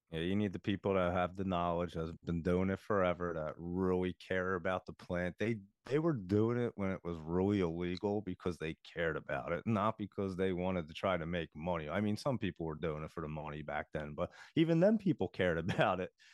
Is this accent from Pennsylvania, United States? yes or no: yes; Philadelphia, Pennsylvania, United States; I come from the Philadelphia area